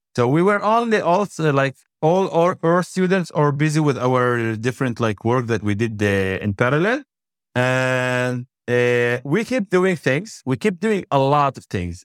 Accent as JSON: {"language": "English", "town": "Shefa-'Amr", "region": "Northern District", "country": "Israel", "tie": "born or raised there", "said": "I born and raised in Shafamir"}